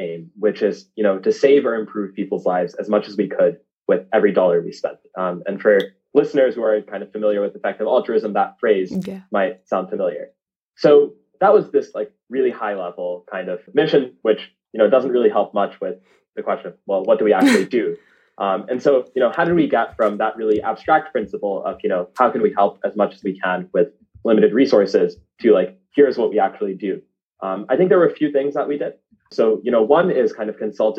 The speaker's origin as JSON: {"language": "English", "area": "suburb outside Miami", "region": "South Florida", "country": "United States", "tie": "born or raised there", "said": "I grew up in the States. Parents migrated to South Florida from India. So, you know, spent the first 18 years of my life in South Florida in a little suburb 40 minutes outside of downtown Miami"}